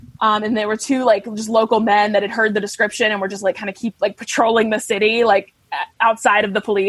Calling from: New York City, New York, United States; Oh, I'm calling from New York, New York City, from Manhattan.

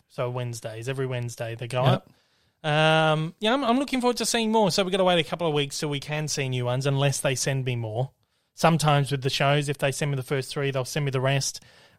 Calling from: Australia; I'm calling in from Australia this morning.

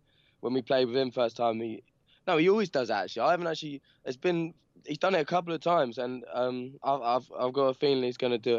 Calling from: Peckham, London, United Kingdom; London, Peckham in London.

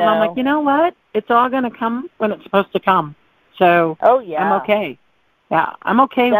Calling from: Tahoe, Nevada, United States; from Tahoe.

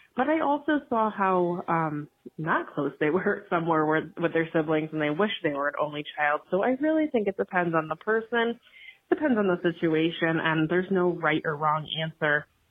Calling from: Connecticut, United States; I am calling from Connecticut.

